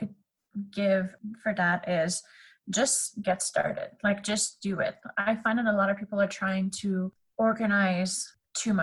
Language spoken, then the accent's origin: English; Canada; accent: French; first language French; English is a second language